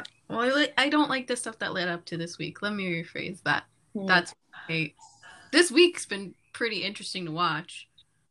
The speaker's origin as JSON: {"language": "English", "town": "Fort Worth", "region": "Texas", "country": "United States", "moved": "as an adult", "lives_now": "Michigan, United States", "said": "I am an MFA student at Michigan State University, but I am from Fort Worth, Texas"}